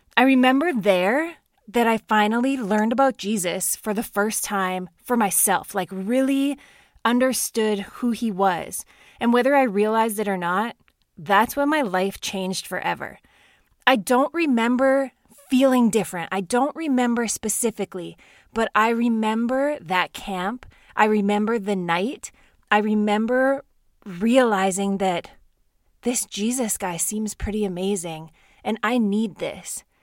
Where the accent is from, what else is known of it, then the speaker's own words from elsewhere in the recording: Saskatchewan, Canada; I grew up in Saskatchewan, Canada, in a small town with an incredible family.